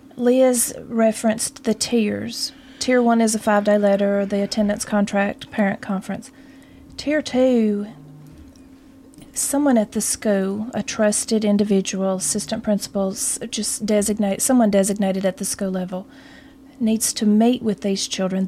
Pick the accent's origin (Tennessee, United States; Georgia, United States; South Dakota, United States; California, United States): Tennessee, United States; Mount Pleasant; I am from Mount Pleasant, Tennessee. Born and raised